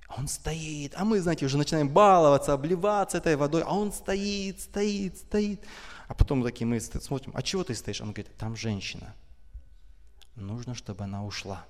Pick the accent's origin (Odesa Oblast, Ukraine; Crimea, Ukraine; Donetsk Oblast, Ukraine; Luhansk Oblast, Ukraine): Donetsk Oblast, Ukraine; Donetsk; now in Kyiv, Ukraine; Я вообще родом из Донецка.